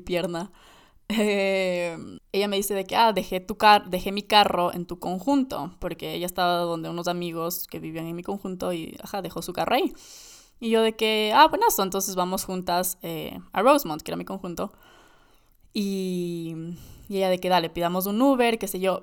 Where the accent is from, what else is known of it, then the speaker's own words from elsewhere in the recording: Ecuador; Creciendo en Ecuador